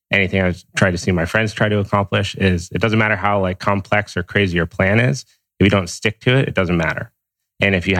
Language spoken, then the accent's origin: English; Steamboat Springs, Colorado, United States; now in Santa Monica, United States; I grew up in Steamboat Springs, Colorado